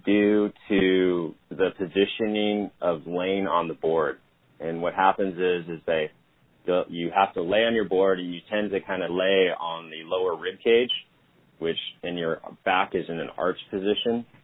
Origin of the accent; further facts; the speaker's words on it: California, United States; I grew up in California playing ice hockey